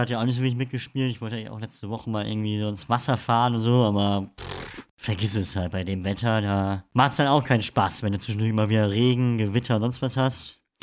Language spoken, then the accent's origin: German; Emden, Lower Saxony, Germany; Ja, ich komme aus Friesland